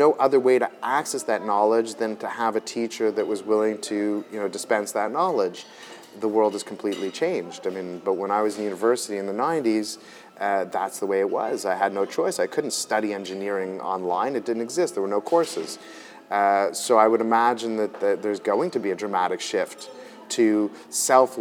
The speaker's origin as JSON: {"language": "English", "town": "Montreal", "region": "Quebec", "country": "Canada", "tie": "born or raised there", "said": "I was born in Montreal, born and bred of immigrant parents"}